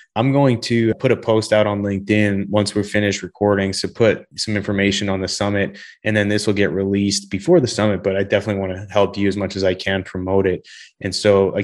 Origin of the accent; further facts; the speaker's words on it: Canada; now in Texas, United States; I'm from Canada and spent many days walking to school in the snow, probably minus 20